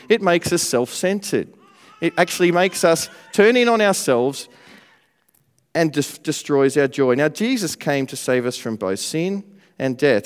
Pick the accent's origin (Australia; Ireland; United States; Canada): Australia; now in Manchester, United Kingdom; I'm, uh, from Australia. I'm not from around here, but it's good to live here now in Manchester